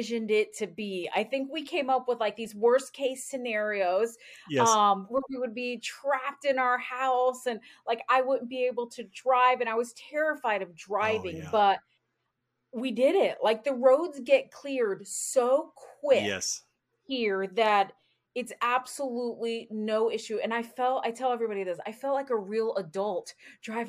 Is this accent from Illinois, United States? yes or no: no; Florida, United States; moved away as an adult; also born or lived in North Carolina; now in Indiana, United States; I am originally from Florida